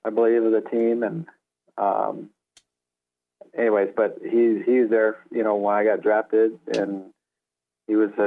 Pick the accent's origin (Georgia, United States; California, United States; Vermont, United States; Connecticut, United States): California, United States; Los Angeles; I grew up in Southern California in Van Nuys, California